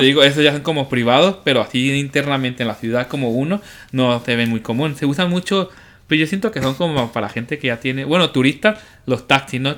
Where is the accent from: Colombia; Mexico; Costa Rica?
Mexico